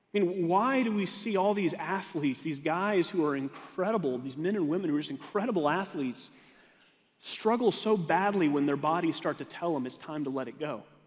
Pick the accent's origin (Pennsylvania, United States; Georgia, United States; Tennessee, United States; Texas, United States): Texas, United States; moved away; I had to go back to Texas, my home state